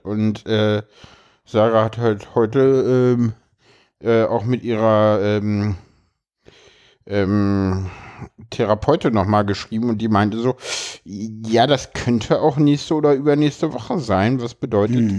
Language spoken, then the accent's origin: German; Berlin, Germany; ich komme aus dem Osten